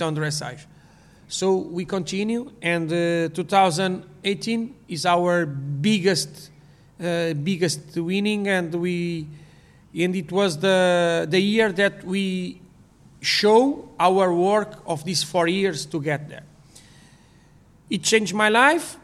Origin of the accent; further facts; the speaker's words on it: Portugal; English is a second language; I grew up in Portugal.